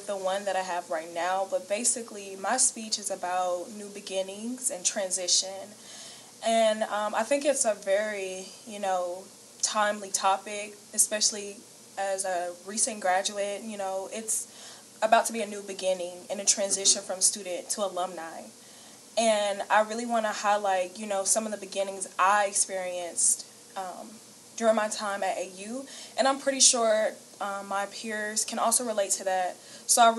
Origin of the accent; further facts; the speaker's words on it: Columbus, Georgia, United States; moved away as an adult; now in Augusta, United States; I'm not from Augusta. I'm from Columbus, Georgia. I'm a transfer student, so when I moved here to Augusta